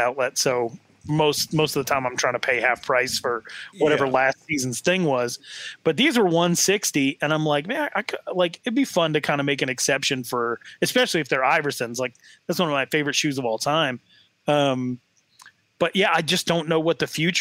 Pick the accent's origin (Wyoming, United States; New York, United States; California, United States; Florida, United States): Wyoming, United States; Sheridan; my hometown